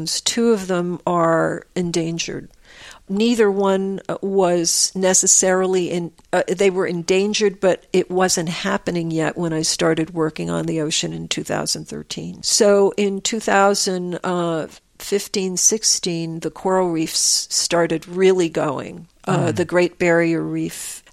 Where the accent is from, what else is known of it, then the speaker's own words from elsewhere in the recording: Croton-on-Hudson, New York, United States; also born or lived in Manhattan, New York; When I was growing up in Croton